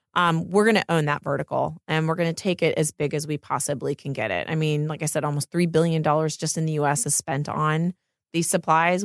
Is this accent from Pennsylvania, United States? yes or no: yes; Pennsylvania, United States; moved away as an adult; now in Los Angeles, United States; I grew up in Pennsylvania, in the middle of nowhere.